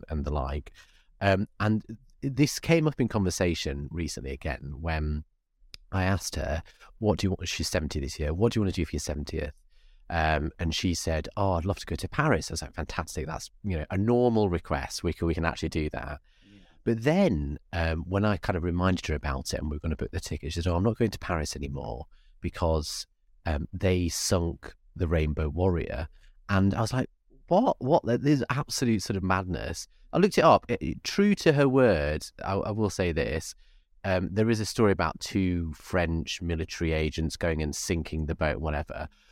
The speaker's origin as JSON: {"language": "English", "town": "Bradford", "region": "Yorkshire and the Humber", "country": "United Kingdom", "tie": "born or raised there", "moved": "yes", "lives_now": "London, United Kingdom", "said": "I live in London now, but I grew up in Yorkshire."}